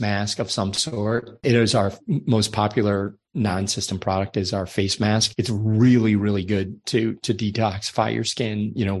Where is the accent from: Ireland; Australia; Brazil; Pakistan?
Ireland; I'm from Ireland, so my skin is very fair